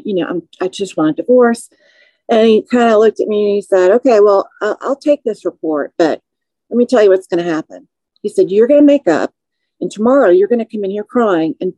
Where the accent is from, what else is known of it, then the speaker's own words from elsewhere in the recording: Naperville, Illinois, United States; moved away as an adult; now in Georgia, United States; I'm an Illinois native. I was raised in Naperville